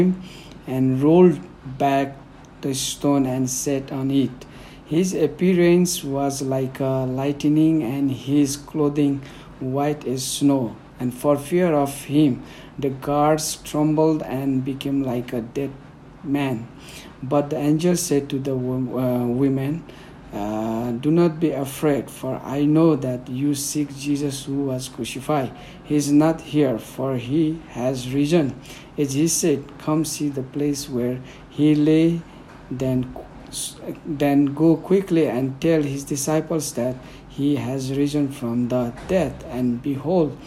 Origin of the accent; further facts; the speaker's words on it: Nepal; first language Newari; English is a second language; My mother tongue is Newari. So normally Newari speaks in Kathmandu, the capital of Nepal